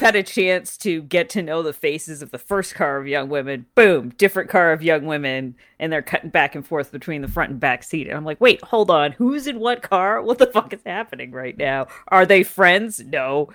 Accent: Canada; I grew up in Canada

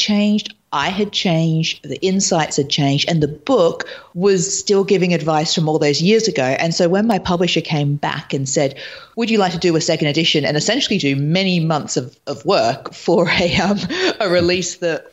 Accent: Australia; moved away as an adult; also born or lived in London / Los Angeles; now in New York, United States; I lived in London for years. I'm originally from Australia, and I moved to LA last year, and now I'm in New York

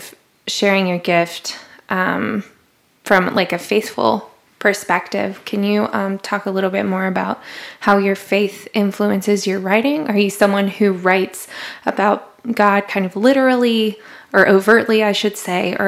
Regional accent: the South, United States; moved away as an adult; now in New York, United States; I grew up in the South. And there it's like the Bible Belt

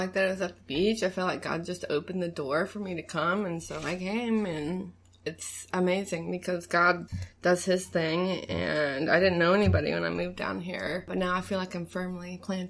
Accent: Huntsville, Alabama, United States; moved away as an adult; also born or lived in St. Louis, Missouri; now in Pensacola, United States; Yep, from Huntsville. I was born in St. Louis, Missouri.

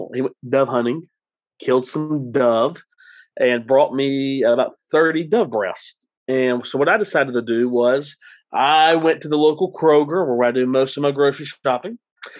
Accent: Gadsden, Alabama, United States; now in Texas, United States; dad owned a barbecue restaurant in Alabama, and his alma mater was Emma Sansom High School, which no longer exists. All three high schools merged into one high school in my hometown.

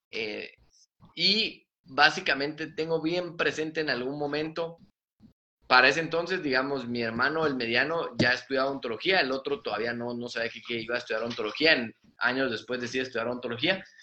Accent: Mexico; Entonces yo decía, bueno, vengo de México, vengo de San Luis, eh, soy bueno, eh, terminé antes

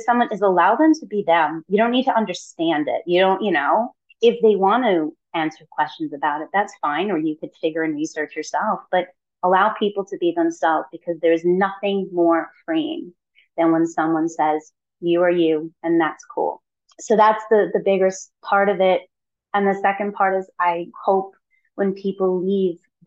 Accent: New York City, New York, United States; someone who was born and raised in New York City

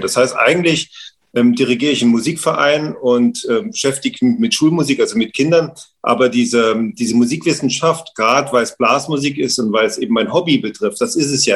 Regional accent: Saarland, Germany; bei uns im Saarland

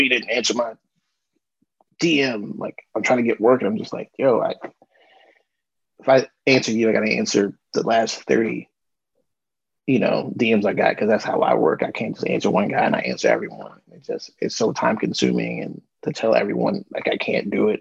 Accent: Frederick, Maryland, United States; I'm a guy from Frederick, Maryland.

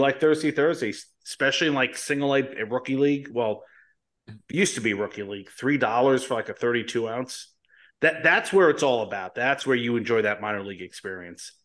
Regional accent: Colonia, New Jersey, United States; I'm living in New Jersey where I, I grew up in Colonia

